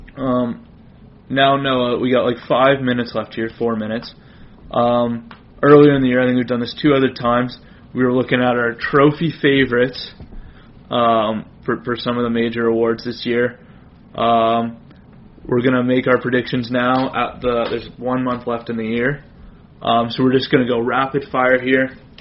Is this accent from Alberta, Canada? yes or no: yes; Alberta, Canada; we're both from Alberta